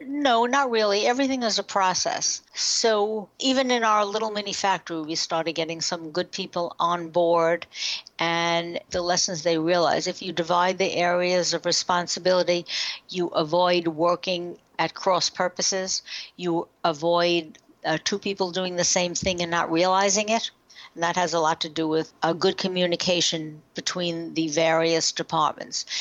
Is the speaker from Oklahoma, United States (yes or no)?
no; New York, United States; We're from New York.